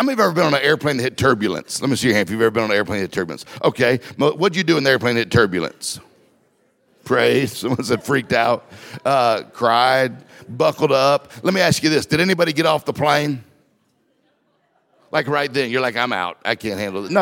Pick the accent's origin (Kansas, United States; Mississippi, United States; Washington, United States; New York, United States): Mississippi, United States; I'm from Mississippi. We didn't get time out in Mississippi